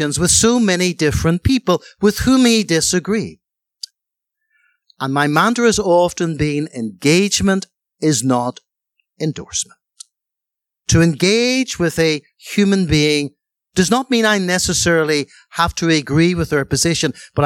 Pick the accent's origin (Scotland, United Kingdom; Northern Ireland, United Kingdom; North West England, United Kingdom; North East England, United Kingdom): Northern Ireland, United Kingdom; Belfast; as a little boy growing up in Ireland and Belfast